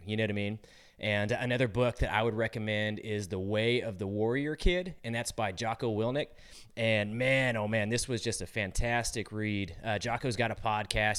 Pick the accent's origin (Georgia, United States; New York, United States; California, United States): California, United States; moved away; I'm from California originally